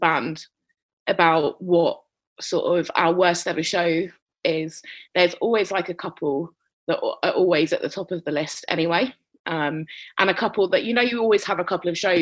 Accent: London, United Kingdom; I'm from North London

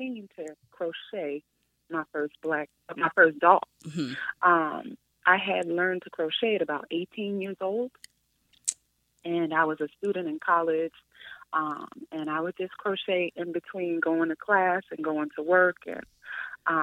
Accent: New York City, New York, United States; I'm from the Bronx, one of seven children, and I grew up loving and playing with dolls

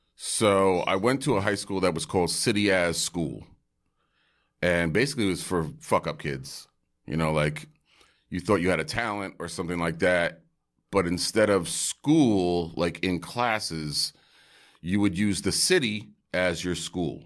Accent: New York City, New York, United States; also born or lived in Bay Area; a wonderful family in Park Slope, Brooklyn, adopted me, and I grew up in Park Slope.

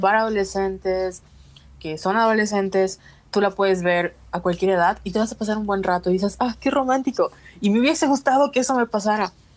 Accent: Mexico; como mexicanos

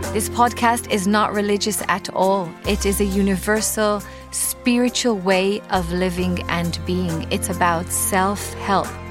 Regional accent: Israel; accent: Israeli; English is a second language; I'm obviously with my Israeli accent

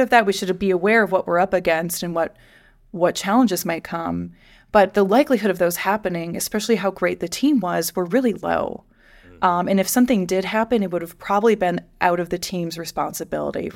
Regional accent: Midwest, United States; I grew up in the Midwest.

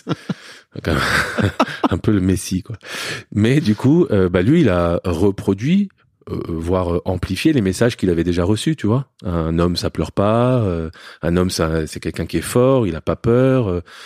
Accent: Paris, Île-de-France, France; also born or lived in Lebanon; j'ai grandi sinon dans un milieu aisé à Paris, dans le 16e arrondissement

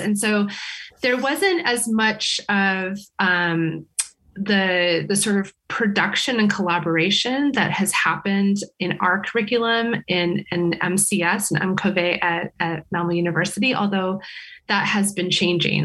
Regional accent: California, United States; moved away as an adult; now in Sweden; I come from California

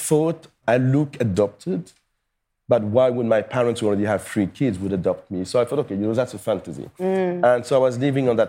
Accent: Paris, Île-de-France, France; I was born and raised in Paris

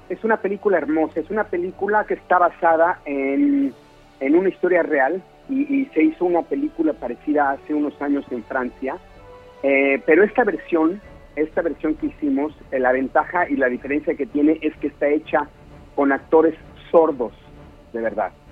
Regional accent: Mexico; moved away; Yo, me salí de México hace siete años y medio, eh, con todas las dudas del mundo, con toda la incertidumbre de que, estaba yo dejando algo muy importante en mi país para ir a picar piedra a, otro país.

